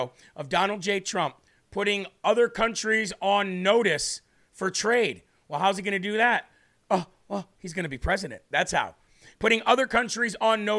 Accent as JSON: {"language": "English", "region": "New Hampshire", "country": "United States", "said": "my home state of New Hampshire"}